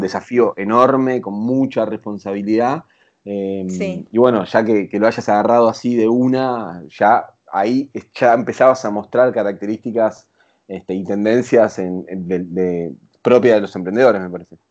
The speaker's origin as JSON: {"language": "Spanish", "area": "Zona Sur", "region": "Buenos Aires Province", "country": "Argentina", "tie": "born or raised there", "lives_now": "Buenos Aires, Argentina", "said": "Si bien no nos criamos acá, eh, en Capital Federal somos los dos de Zona"}